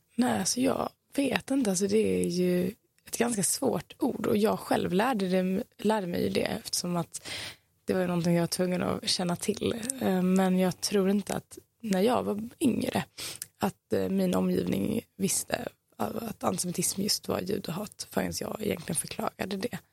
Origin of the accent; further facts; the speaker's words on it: Malmö, Skåne, Sweden; jag är ifrån Malmö, växt här